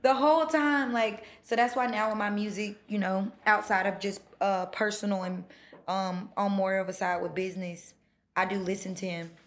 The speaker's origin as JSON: {"language": "English", "region": "North Carolina", "country": "United States", "tie": "born or raised there", "moved": "yes", "lives_now": "Atlanta, United States", "said": "I grew up in North Carolina"}